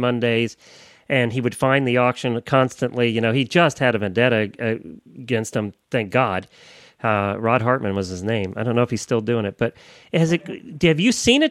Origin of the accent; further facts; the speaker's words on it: New Holland, Pennsylvania, United States; I grew up in New Holland. I went to high school in New Holland